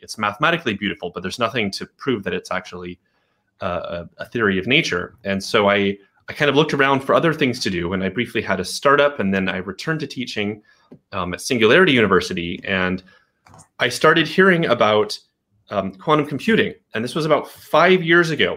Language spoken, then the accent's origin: English; Portland, Oregon, United States; moved away as an adult; also born or lived in Berkeley, California; I grew up in Portland, and I was living in Berkeley, California.